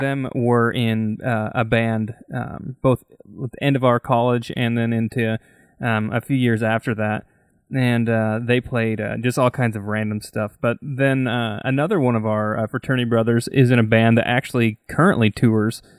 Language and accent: English; Idaho, United States